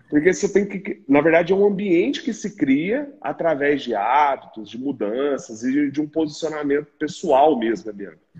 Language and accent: Portuguese; Minas Gerais, Brazil; nós que somos mineiros